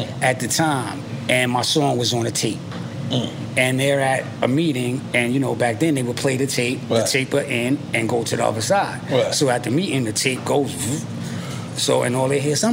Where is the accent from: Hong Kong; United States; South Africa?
United States; New York City, New York; I'm from Stapleton Projects